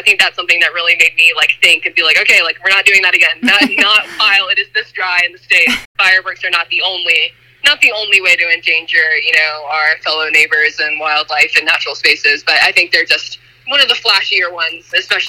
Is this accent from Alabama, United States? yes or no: yes; Alabama, United States; moved away; I grew up in Alabama, and, it's not nearly as dry there